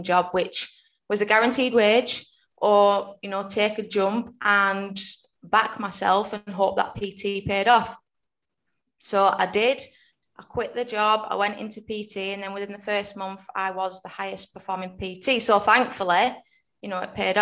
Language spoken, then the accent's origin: English; Rossendale, North West England, United Kingdom; I am in Rosendale, which is in Lancashire, so about 20 minutes out of Manchester.